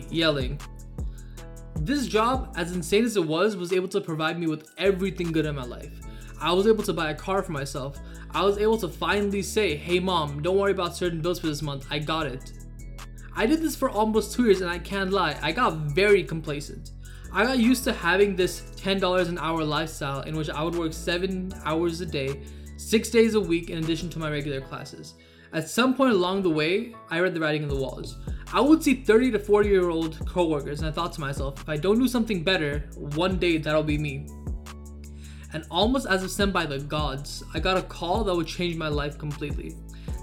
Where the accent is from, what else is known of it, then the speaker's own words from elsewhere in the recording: Southern California, United States; I'm from SoCal.